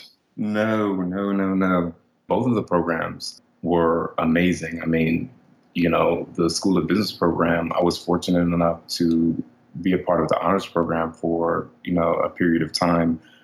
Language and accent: English; Maryland, United States; I grew up in Maryland.